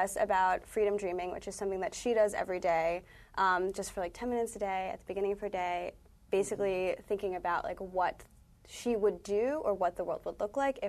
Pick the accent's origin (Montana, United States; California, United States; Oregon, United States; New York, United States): New York, United States; I'm from the Lower East Side, so not Brooklyn, but it's close enough